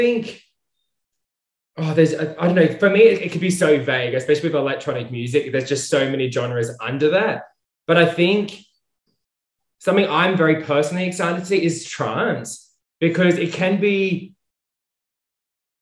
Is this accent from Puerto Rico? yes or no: no; Australia; moved away; I'm from Australia originally